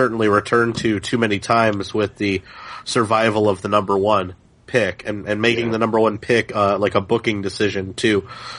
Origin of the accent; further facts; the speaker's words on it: Chicago, Illinois, United States; in Chicago, my hometown